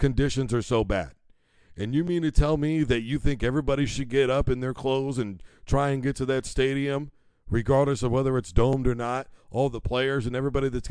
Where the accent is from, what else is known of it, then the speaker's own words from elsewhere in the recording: Midwest, United States; I grew up in the Midwest. I grew up around snow.